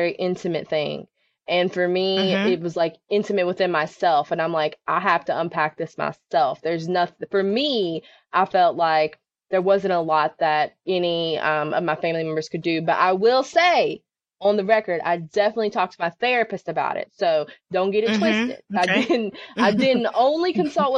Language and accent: English; West Virginia, United States; I grew up in a really small town in West Virginia, not Western Virginia, but the state of West Virginia